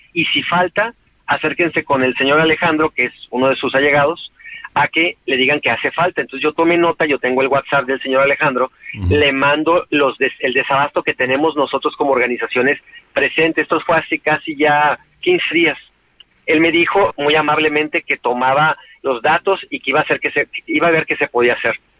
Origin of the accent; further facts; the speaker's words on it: Mexico; en mi país